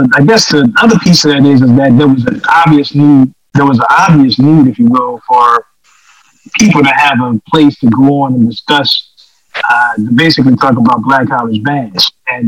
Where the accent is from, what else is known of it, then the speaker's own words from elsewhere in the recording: New Orleans, Louisiana, United States; It was growing up in New Orleans and sitting back and looking at the band culture in general.